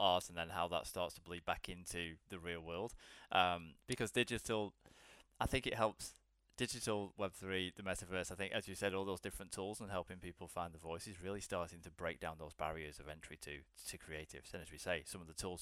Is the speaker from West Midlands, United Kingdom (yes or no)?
no; Blackpool, North West England, United Kingdom; now in London, United Kingdom; I currently live in London, but I'm originally from a small town up in northern England called Blackpool.